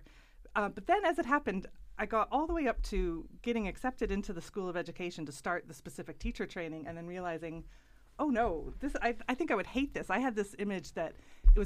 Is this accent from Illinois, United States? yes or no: yes; about 50 miles north of Chicago, Illinois, United States; moved away as an adult; now in Ireland; I grew up in America, in Illinois, about 50 miles north of Chicago, right on the Wisconsin border.